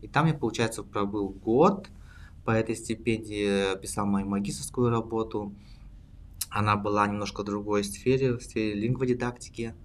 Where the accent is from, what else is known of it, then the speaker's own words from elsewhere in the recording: Siberia, Russia; moved away as an adult; now in Berlin, Germany; сам я родом из России, а, из э, далекой Сибири